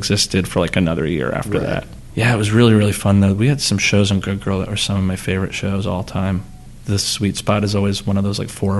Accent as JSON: {"language": "English", "region": "New Jersey", "country": "United States", "moved": "yes", "said": "I'm from Jersey"}